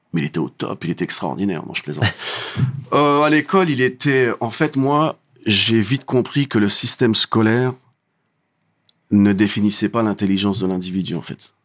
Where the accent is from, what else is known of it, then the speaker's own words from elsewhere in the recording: Creil, Hauts-de-France, France; je viens de Creil